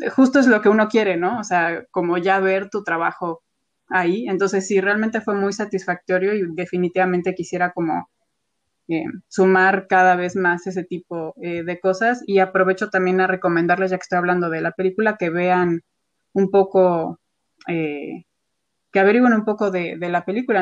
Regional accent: Mexico; como artista mexicana

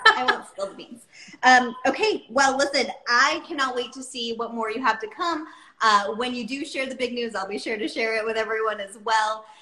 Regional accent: East Coast, United States; moved away; I'm from the East Coast

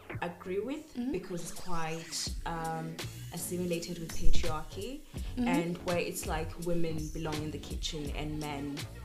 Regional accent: Zimbabwe; now in United Kingdom; this is where I was born. Mm-hmm. This is where I spent a time of my life, my childhood. However, just because I don't rap it as much as I feel like I don't rap Zimbabwe. I rap being African more than I rap being Zimbabwean

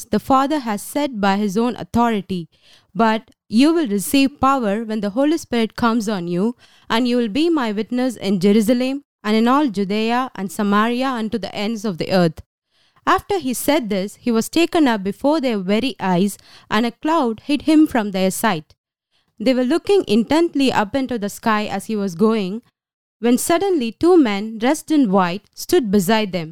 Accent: Tamil Nadu, India; moved away as an adult; now in Israel; I'm from south part of India, Tamil Nadu. We speak Tamil.

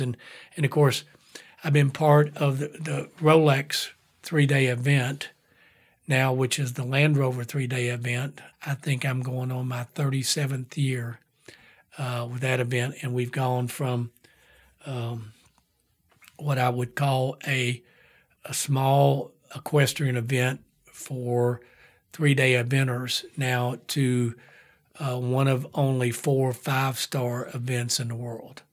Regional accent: Whitesburg, Kentucky, United States; moved away as an adult; also born or lived in Atlanta / San Francisco; now in Lexington, United States; growing up in Whitesburg, Kentucky, coal town

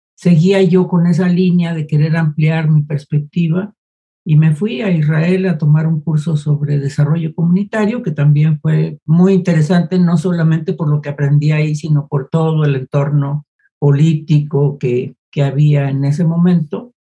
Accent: Guadalajara, Jalisco, Mexico; yo soy de Guadalajara

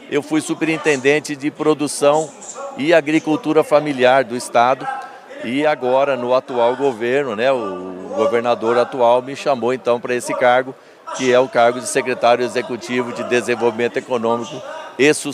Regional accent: Dracena, São Paulo, Brazil; moved away as an adult; also born or lived in Piracicaba / Dourados; now in Campo Grande, Brazil; eu sou paulista da, da, da região de Dracena ali, sou de Dracena, né? Sou filho de produtor rural

